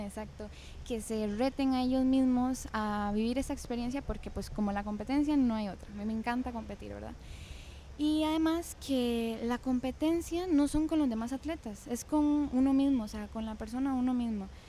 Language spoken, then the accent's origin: Spanish; Ciudad Quesada, Alajuela, Costa Rica; Yo nací aquí en San Carlos, en el Hospital de Ciudad Quesada